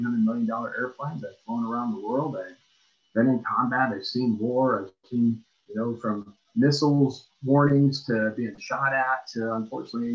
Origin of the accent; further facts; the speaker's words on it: Fox Lake, Illinois, United States; moved away as an adult; I grew up in Fox Lake, Illinois, a real small town